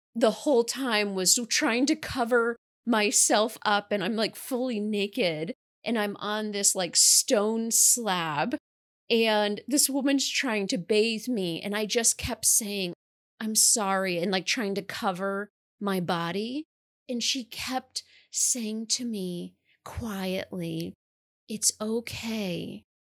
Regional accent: New York, United States; I currently live in the capital region in New York, and I was born and raised in New York

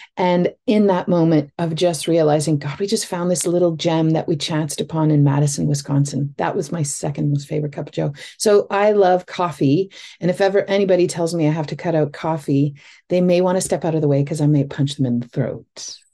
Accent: Northern Ontario, Canada; I grew up in Northern Ontario

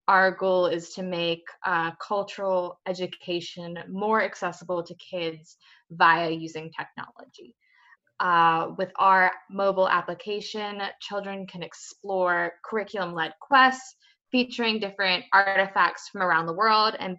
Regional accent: rural Pennsylvania, United States; moved away as an adult; now in London, United Kingdom; I am originally from the States, rural Pennsylvania, and I've been in London now for about 3 years

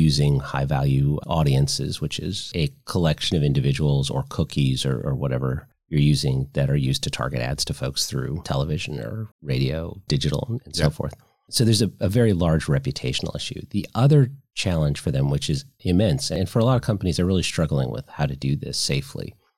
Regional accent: Virginia, United States; So Virginia, my home state

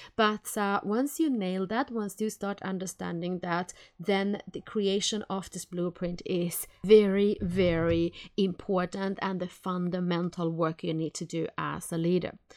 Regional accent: Helsinki, Uusimaa, Finland; now in Sweden; I come from Helsinki, Finland

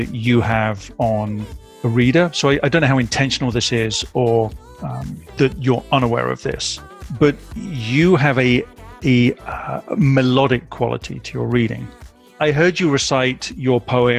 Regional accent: United Kingdom; moved away as an adult; now in Midwest, United States; I am a British expat living in the Midwest of America.

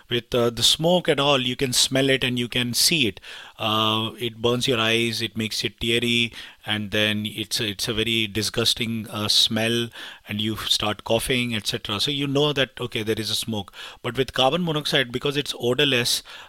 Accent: India; moved away; I'm from India

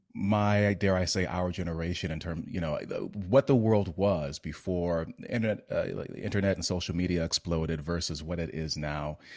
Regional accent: United States; as an American

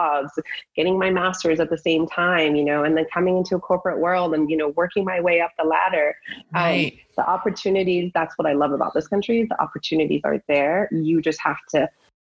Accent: United States; also born or lived in Iran; now in San Diego, United States; being here since I was 8 years old, I feel like I'm more American than I am Persian

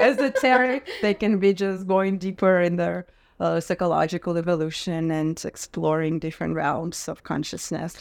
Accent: Russia; moved away; Growing up in Russia

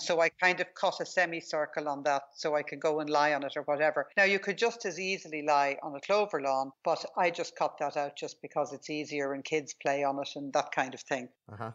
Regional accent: Ireland; I grew up in Ireland

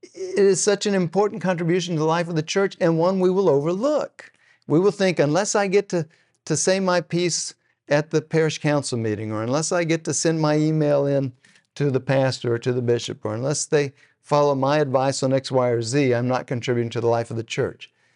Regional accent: Texas, United States; now in Oklahoma, United States; I'm from Texas

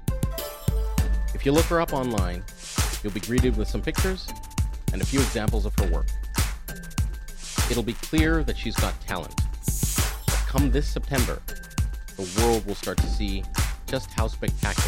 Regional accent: Ethiopia; I was born in Ethiopia

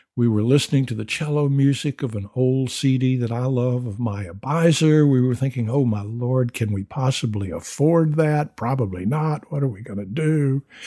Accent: the South, United States; I'm a Southerner

